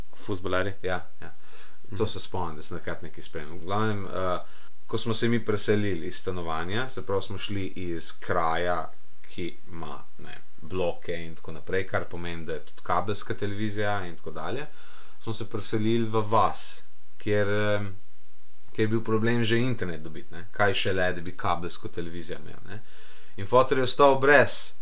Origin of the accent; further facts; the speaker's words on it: Slovenia; smo Slovenci